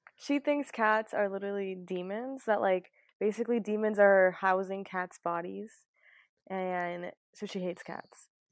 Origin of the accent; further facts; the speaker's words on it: Florida, United States; also born or lived in Trinidad (ancestry); I'm obviously American, I was born here, I was raised here